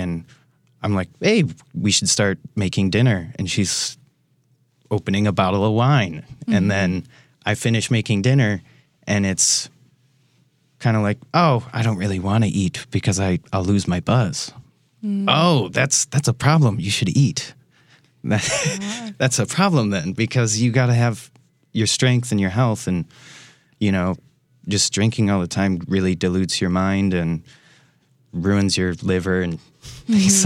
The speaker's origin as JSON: {"language": "English", "town": "Racine", "region": "Wisconsin", "country": "United States", "moved": "as an adult", "lives_now": "Milwaukee, United States", "said": "I come from Racine, Wisconsin, so I'm a local boy"}